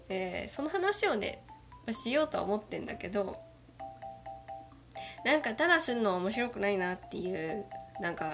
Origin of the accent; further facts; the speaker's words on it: Kagoshima, Japan; accent: Kagoshima dialect; 普段の私のまあ、九州弁混じりの喋りで喋って最後私の出身のどぎつい鹿児島弁で喋っていこうと思います